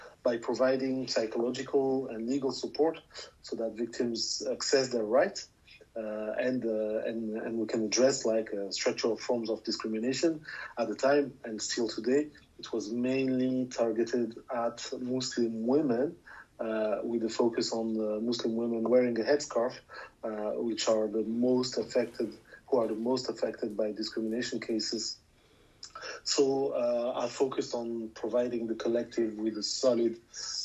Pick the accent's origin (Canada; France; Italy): France; I'm born and I grew up in France.